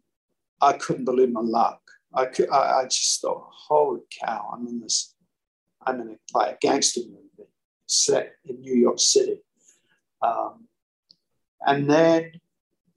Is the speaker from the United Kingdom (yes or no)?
yes; London, United Kingdom; I'm originally from South London